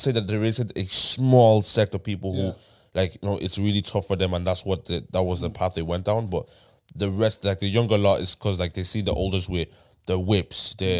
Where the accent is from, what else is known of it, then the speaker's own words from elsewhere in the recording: Dublin, Leinster, Ireland; I'm from Tyler.